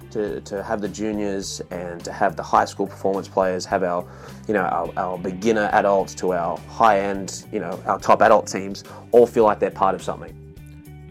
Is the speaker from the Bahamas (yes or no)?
no; Australia; born or raised there; moved away as an adult; now in United States